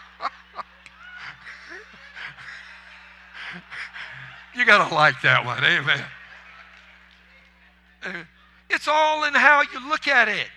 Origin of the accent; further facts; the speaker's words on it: Cajun, Louisiana, United States; I'm a Cajun.